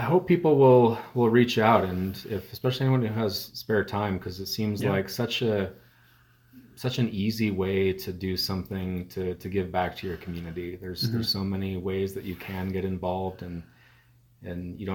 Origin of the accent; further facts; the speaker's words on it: Utah, United States; moved away as an adult; also born or lived in California / Los Angeles / San Francisco / Portland; now in Kenilworth, United States; I grew up in Utah, but I moved here most recently from California